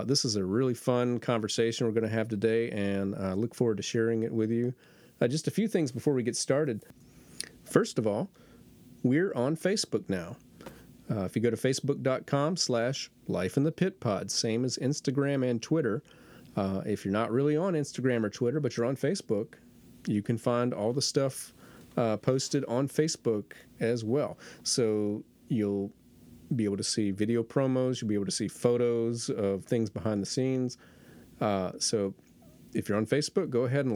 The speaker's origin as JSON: {"language": "English", "region": "Florida", "country": "United States", "tie": "born or raised there", "also_born_or_lived": "Jacksonville", "moved": "as an adult", "lives_now": "North Carolina, United States", "said": "I'm actually a Florida native. I was born in Florida, and I lived there 22 years before I moved to North Carolina"}